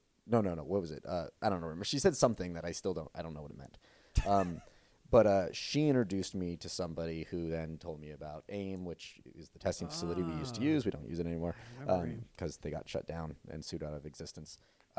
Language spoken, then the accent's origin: English; Los Angeles, California, United States; I am from Los Angeles, California